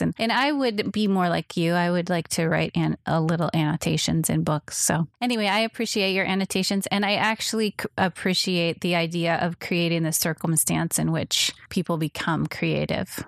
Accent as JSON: {"language": "English", "town": "Minneapolis", "region": "Minnesota", "country": "United States", "tie": "born or raised there", "moved": "yes", "lives_now": "Pasadena, United States", "said": "I grew up in Minnesota in the Twin Cities"}